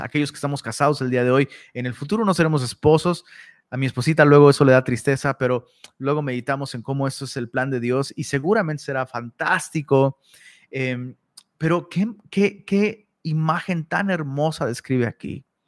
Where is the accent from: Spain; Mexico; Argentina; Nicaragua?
Mexico; Taxco, Guerrero; now in Monterrey, Mexico; Tasco, de donde soy originario